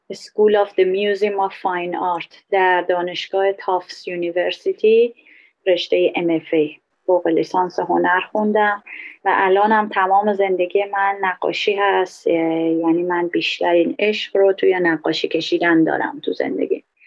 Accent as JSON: {"language": "Persian", "country": "Iran", "moved": "yes", "said": "الان که من یه بهایی هستم خارج از ایران"}